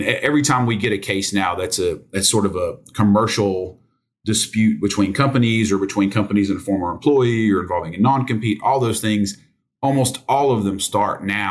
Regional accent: United States; I grew up in Sevier County when it used to be more farms

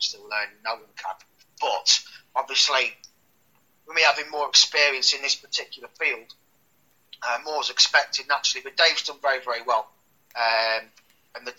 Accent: Leicester, East Midlands, United Kingdom; I was back in my hometown, Leicester.

